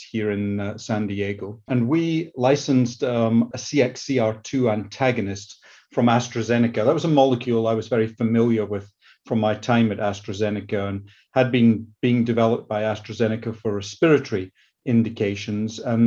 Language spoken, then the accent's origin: English; Scotland, United Kingdom; accent: Scottish; moved away as an adult; now in United States; Started off my career in the UK, that you can probably tell from my Scottish accent